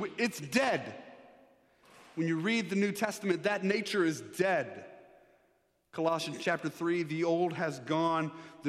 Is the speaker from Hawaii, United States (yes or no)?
no; Texas, United States; I mean, now I'm from Texas. We don't like taxes. We don't like mandates. In Texas, you tell somebody what to do, and they put up a sign saying the opposite.